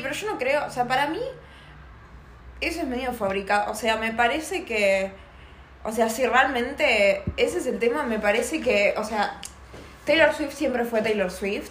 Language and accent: Spanish; Buenos Aires, Argentina; somos muy porteñas